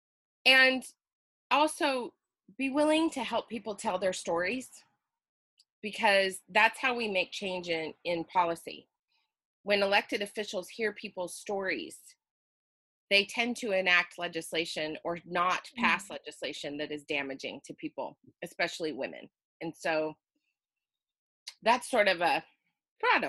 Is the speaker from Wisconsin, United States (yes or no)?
no; Utah, United States; moved away as an adult; now in Oregon, United States; I live in the lovely state of Oregon. And I was born and raised in Utah.